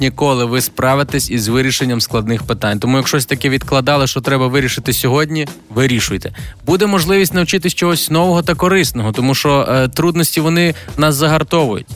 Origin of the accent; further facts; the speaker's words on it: Galicia, Ukraine; я з Галичини